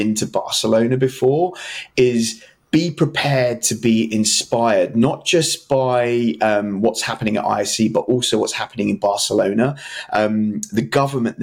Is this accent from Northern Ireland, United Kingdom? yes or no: no; London, United Kingdom; I'm from London